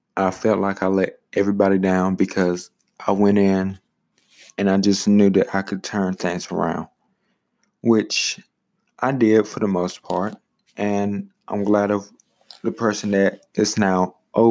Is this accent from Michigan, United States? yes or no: no; South Carolina, United States; my home state